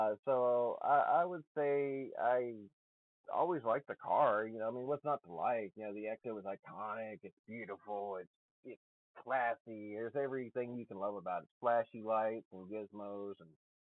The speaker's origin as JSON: {"language": "English", "region": "Alabama", "country": "United States", "also_born_or_lived": "Nevada / Oregon", "moved": "as an adult", "lives_now": "Pacific Northwest, United States", "said": "I'm in the Pacific Northwest now, but I am from Alabama originally."}